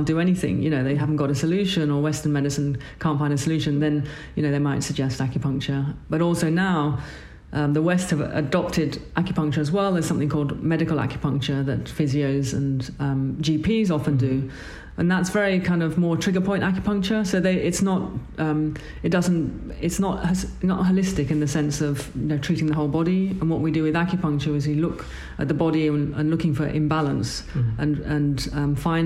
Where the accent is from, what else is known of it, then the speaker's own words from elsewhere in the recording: Bangkok, Thailand; moved away as an adult; now in London, United Kingdom; I was born in Thailand, in Bangkok, and my father is Chinese, Thai, and my mother's English